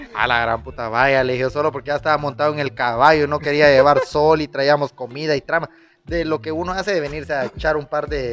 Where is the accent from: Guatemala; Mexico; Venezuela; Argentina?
Guatemala; siendo porteño